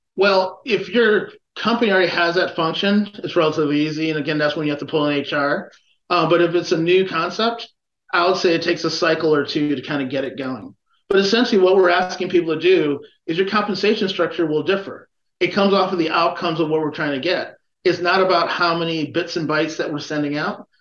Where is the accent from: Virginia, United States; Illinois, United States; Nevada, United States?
Illinois, United States; Chicago; I'm a Chicagoan